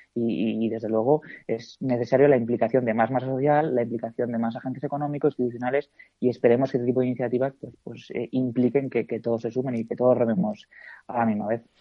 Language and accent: Spanish; La Rioja, Spain; como riojano